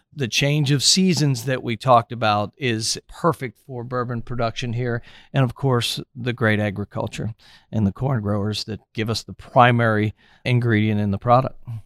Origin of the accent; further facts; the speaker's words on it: Cincinnati, Ohio, United States; moved away as an adult; also born or lived in Milwaukee, Wisconsin; now in Louisville, United States; I started working in television in my hometown, Cincinnati.